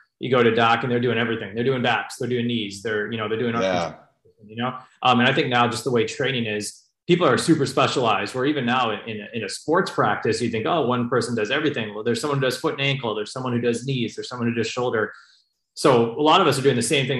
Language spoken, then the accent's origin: English; Chicago, Illinois, United States; now in Bay Area, United States; before college, I grew up in Chicago as a sports fan